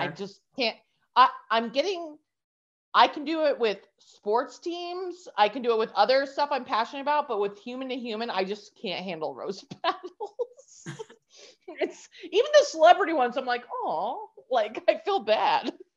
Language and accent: English; New Mexico, United States; moved away as an adult; also born or lived in New York; I was in New York the last 13 years, had to move back to my hometown of New Mexico.